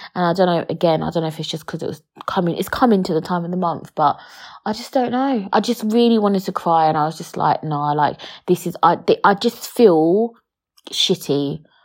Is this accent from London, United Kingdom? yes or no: yes; London, United Kingdom; I weren't born and raised in London.